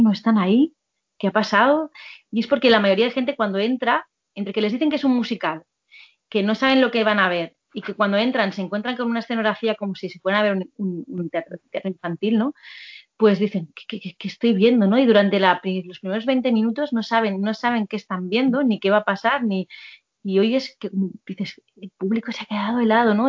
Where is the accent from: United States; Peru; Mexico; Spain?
Spain; Catalonia; born or raised there; moved away as an adult; now in Madrid, Spain